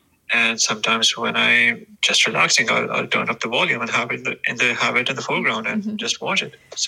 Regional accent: Pakistan; now in United Kingdom; I am originally from Pakistan, currently based in the UK.

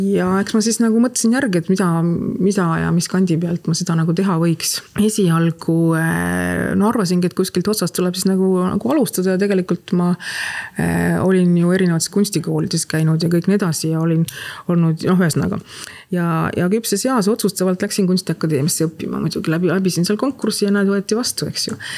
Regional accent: Tallinn, Harju County, Estonia; meie kasvasime seal Tehnikaüli pikkades koridorides joostes

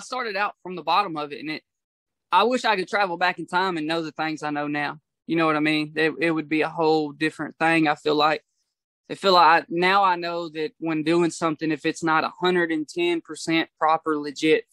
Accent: Portland, Tennessee, United States; also born or lived in Franklin, Kentucky; I'm from Portland, Tennessee and Franklin, Kentucky, man. It's the line of Tennessee and Kentucky. So I'm from there. I was back and forth, my whole life between Portland and Franklin.

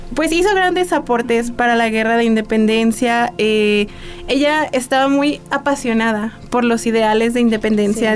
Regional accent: Mexico; todos como mexicanos

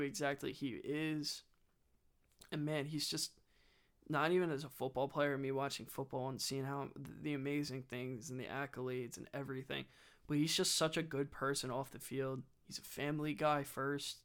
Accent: New Jersey, United States; I grew up in South Jersey

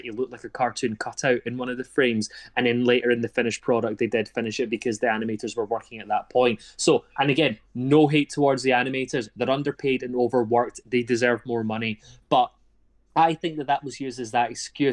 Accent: Glasgow, Scotland, United Kingdom; I'm from Glasgow

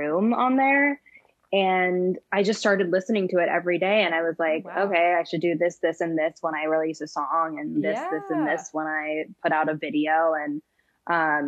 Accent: San Francisco, California, United States; moved away; also born or lived in New York; I'm originally from San Francisco

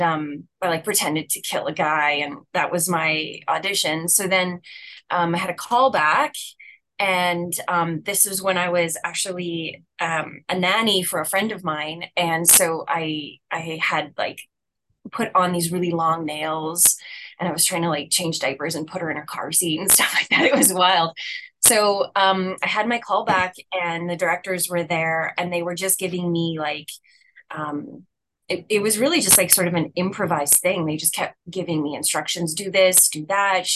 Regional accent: Saskatchewan, Canada; I am born and raised in Saskatchewan

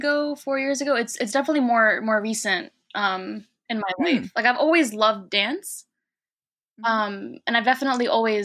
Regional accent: New York City, New York, United States; growing up in New York City post 9/11, as an Arab is complicated.

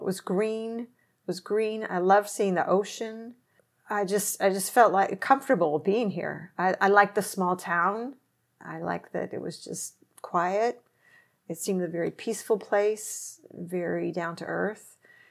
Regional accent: Seattle, Washington, United States; born there; I was born in Seattle. My parents had lived there after they'd been after school there for a while.

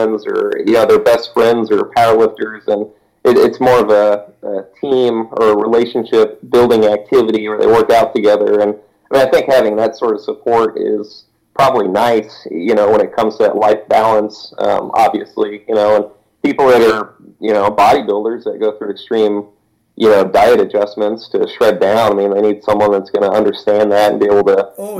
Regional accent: Missouri, United States; moved away as an adult; also born or lived in Nebraska; now in Wisconsin, United States; I'm from Missouri, and back in Missouri, I mean, all my friends knew me as this guy that, did a lot of sports

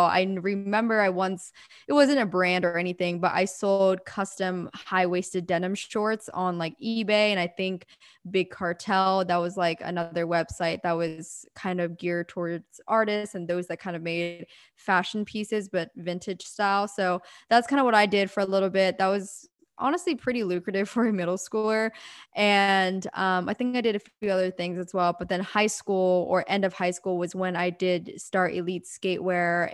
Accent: Pennsylvania, United States; moved away as an adult; now in Southern California, United States; I'm originally born and raised in Pennsylvania, very small town. And I grew up there for eighteen years

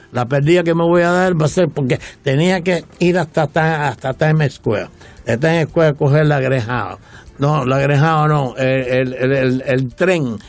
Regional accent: Güines, Mayabeque, Cuba; moved away as an adult; now in Miami, United States; yo soy de Winner

